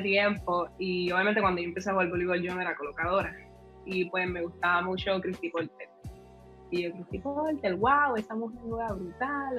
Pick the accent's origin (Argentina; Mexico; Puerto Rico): Puerto Rico; Carolina; yo soy acá de Carolina